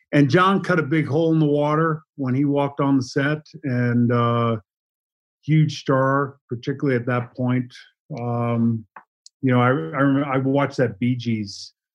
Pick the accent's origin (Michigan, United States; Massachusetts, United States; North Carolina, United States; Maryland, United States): Massachusetts, United States; Boston; moved away as an adult; also born or lived in Los Angeles; I was from Boston